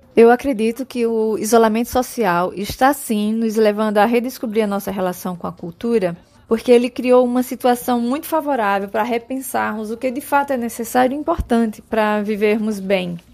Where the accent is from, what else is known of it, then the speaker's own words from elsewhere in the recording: Sertão of Pernambuco, Brazil; da minha origem do sertão pernambucano